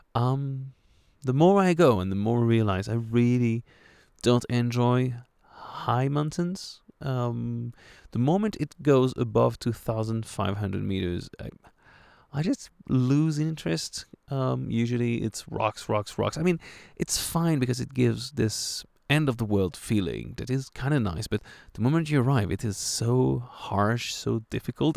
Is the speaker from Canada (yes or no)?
no; France; accent: French; my French accent